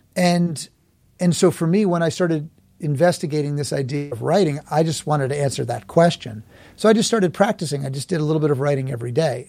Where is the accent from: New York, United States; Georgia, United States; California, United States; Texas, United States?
New York, United States; New York City; I was born and raised in Manhattan